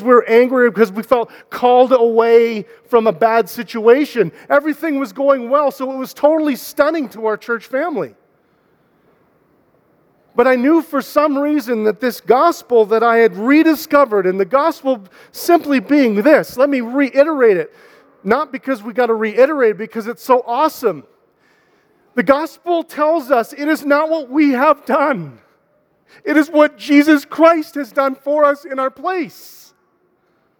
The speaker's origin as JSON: {"language": "English", "country": "Canada", "lives_now": "Calgary, Canada", "said": "We're Canadian"}